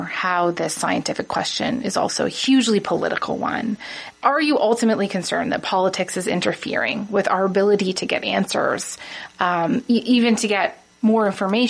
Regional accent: Toronto, Ontario, Canada; I'm from Toronto.

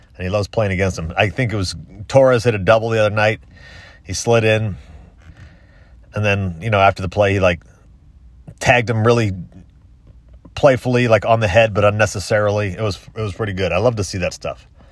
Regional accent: Tampa, Florida, United States; Tampa Bay, my hometown

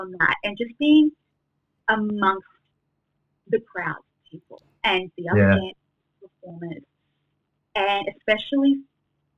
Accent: Sydney, New South Wales, Australia; I was fortunate enough to stay in Sydney with my family, and yeah, I got to study in my hometown.

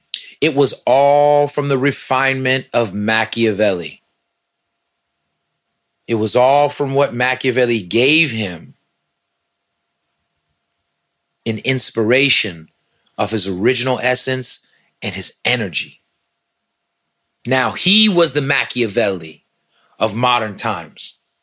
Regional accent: San Francisco, California, United States; I'm from the Bay, though. I am, man. You know what I'm saying? Straight up. Mission Street, Dolores Park, where I see my first lowrider bikes, dog. Lowrider cars. 25th and Mission.

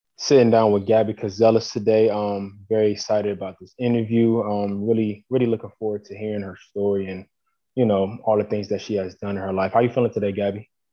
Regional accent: Columbus, Ohio, United States; I'm from Columbus. Um, yeah, grew up in Columbus. I'm still in Columbus to this day

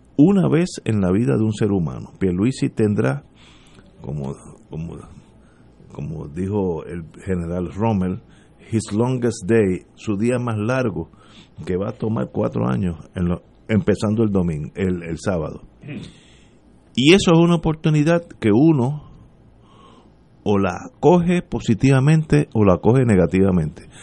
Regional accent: Puerto Rico; somos puertorriqueños

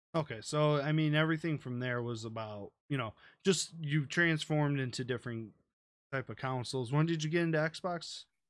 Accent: United States; I'm from America

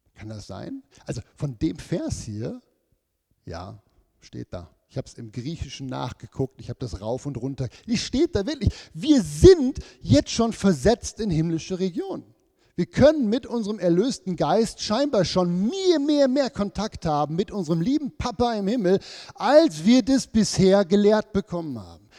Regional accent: Switzerland; wir sind ja als Schweizer oder Leute im Westen

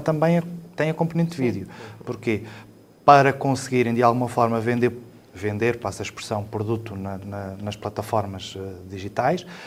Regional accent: Lamego, Norte, Portugal; also born or lived in Mirandela / Chaves; a partir do quinto ano fiquei sempre por, um, por Lamego

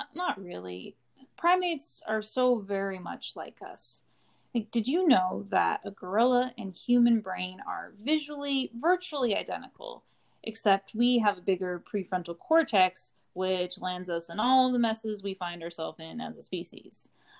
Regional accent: Bakersfield, California, United States; I grew up outside of Bakersfield, California.

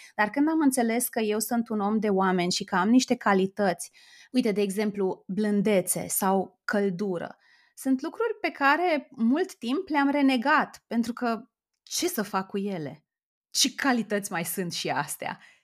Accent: Oradea, Bihor County, Romania; moved away as an adult; also born or lived in Timișoara; now in Bucharest, Romania; eu sunt din Oradea

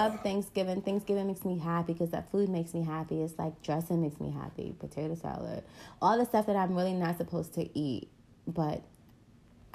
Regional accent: New York City, New York, United States; also born or lived in Jamaica; I'm a New Yorker

